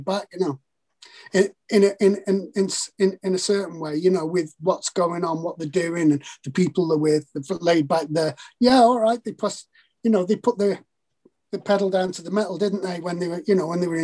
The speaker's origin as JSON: {"language": "English", "town": "Liverpool", "region": "North West England", "country": "United Kingdom", "tie": "born or raised there", "also_born_or_lived": "Wigan", "said": "I'm originally from Liverpool"}